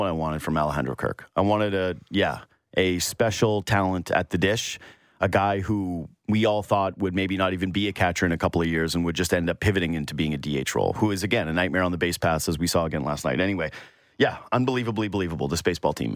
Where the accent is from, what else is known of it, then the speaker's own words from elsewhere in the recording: Canada; My mom's side basically founded Thunder Bay. We're as Canadian as it gets.